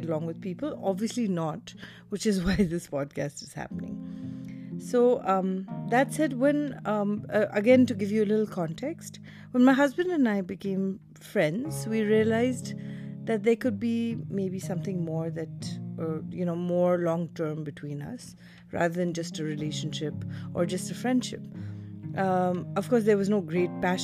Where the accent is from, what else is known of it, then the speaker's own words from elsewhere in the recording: India; also born or lived in Delhi, India / Mumbai, India; My mom is a Tamilian and my dad is a Rajasthani, and I grew up in Delhi and Bombay